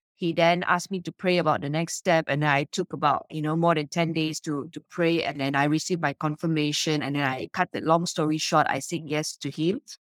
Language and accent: English; Subang Jaya, Selangor, Malaysia; my hometown, Subang Jaya